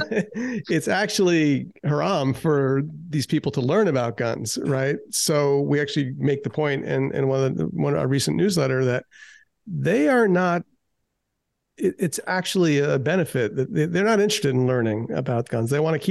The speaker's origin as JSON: {"language": "English", "region": "New York", "country": "United States", "moved": "as an adult", "lives_now": "California, United States", "said": "I moved to California from New York."}